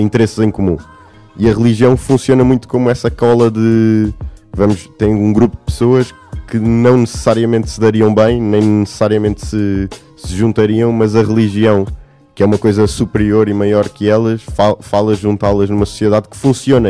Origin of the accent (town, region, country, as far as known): Portugal